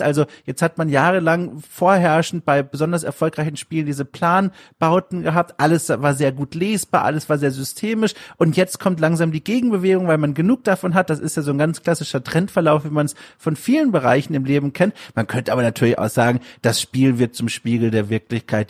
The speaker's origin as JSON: {"language": "German", "region": "Southern Germany", "country": "Germany", "tie": "born or raised there", "said": "bei mir daheim im süddeutschen Kaff"}